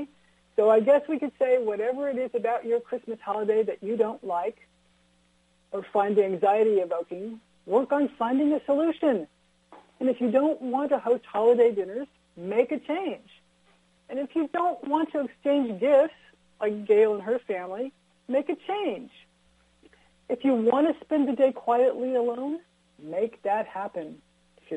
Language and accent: English; California, United States; I grew up in California. I'm an eighth generation Californian